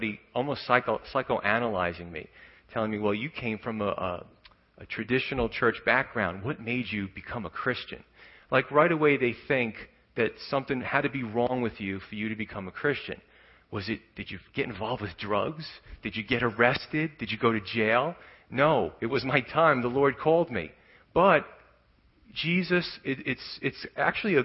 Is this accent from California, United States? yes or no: no; New York City, New York, United States; moved away; growing up in Staten Island where I was from